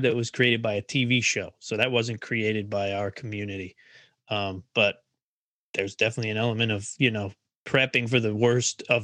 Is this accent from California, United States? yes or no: no; Philadelphia, Pennsylvania, United States; moved away; growing up around Philly